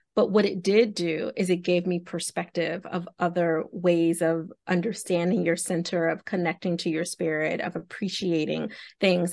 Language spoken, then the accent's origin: English; Philadelphia, Pennsylvania, United States; I'm walking from South Philly to Chestnut Hill, if you have any idea how far that is. It's very, very far to go to school